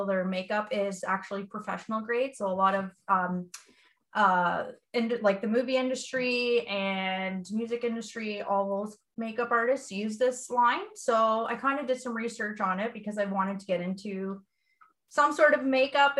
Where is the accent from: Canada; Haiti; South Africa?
Canada; Listowel, Ontario; also born or lived in Atwood; I was born and raised in Listowel, and I currently live in Atwood.